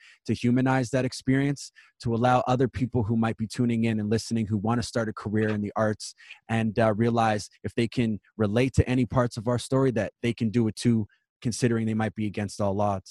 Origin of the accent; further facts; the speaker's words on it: Winnipeg, Manitoba, Canada; I moved out when I was 16, and I'm born and raised in Winnipeg